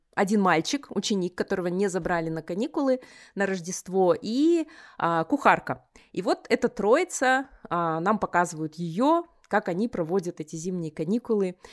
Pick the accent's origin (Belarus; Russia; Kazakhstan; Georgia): Kazakhstan; also born or lived in United States